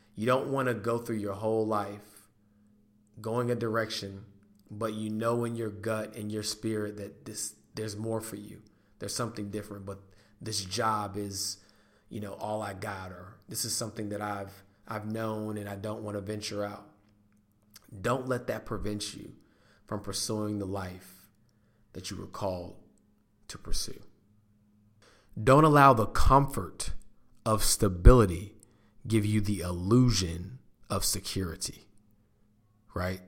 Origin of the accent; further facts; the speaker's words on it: North Carolina, United States; North Carolina is my home state.